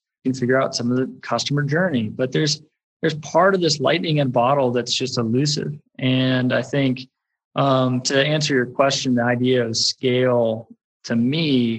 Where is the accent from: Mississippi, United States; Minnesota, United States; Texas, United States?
Texas, United States; born there; accent: West Texas; So I was born in Texas, particularly West Texas, which everyone's on, particularly if I'm talking about getting my oil changed, it comes right out.